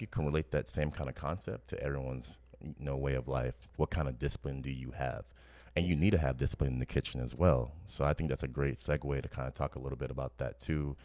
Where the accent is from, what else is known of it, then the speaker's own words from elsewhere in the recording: New Orleans, Louisiana, United States; growing up in New Orleans